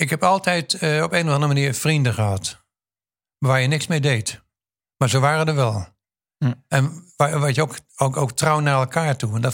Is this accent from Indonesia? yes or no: yes; Indonesia; also born or lived in Queensland, Australia; Kom ik uit Indonesië of Indië vandaan.